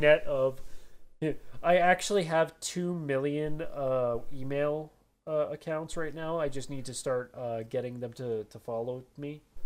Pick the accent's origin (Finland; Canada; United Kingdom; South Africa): Canada; I'm Canadian.